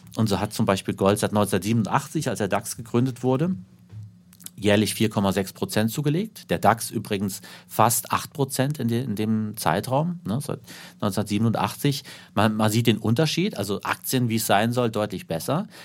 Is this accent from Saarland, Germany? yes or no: yes; Saarland, Germany; von meiner Heimat im Saarland